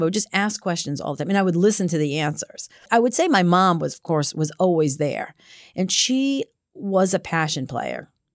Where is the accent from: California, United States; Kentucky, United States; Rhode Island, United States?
Rhode Island, United States; Cranston; From Rhode Island, from Cranston, Rhode Island, just outside of Providence